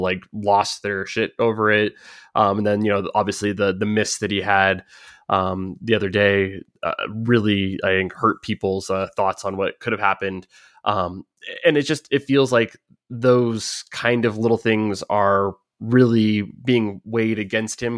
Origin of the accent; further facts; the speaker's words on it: United States; growing up in America